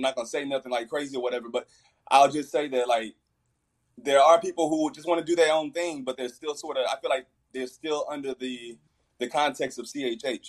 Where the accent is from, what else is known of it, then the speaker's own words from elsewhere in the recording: Fort Worth, Texas, United States; I'm from Fort Worth